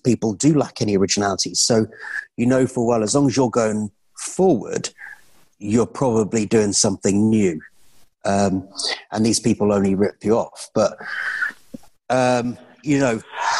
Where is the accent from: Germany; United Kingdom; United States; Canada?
United Kingdom